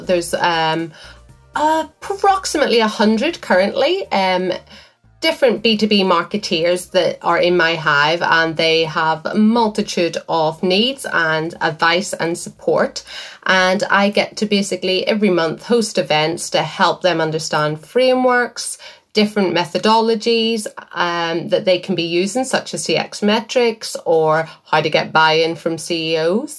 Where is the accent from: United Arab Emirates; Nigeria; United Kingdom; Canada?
United Kingdom; Northern Ireland; accent: Northern Irish; in Northern Irish, the word Twitter is hard to hear in my accent